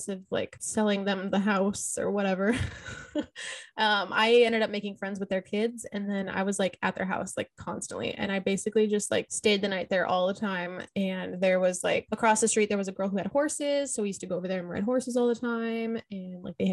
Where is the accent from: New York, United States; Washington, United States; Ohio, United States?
Washington, United States; Oak Harbor; also born or lived in Lancaster, California / Woodinville, Washington; we moved to Oak Harbor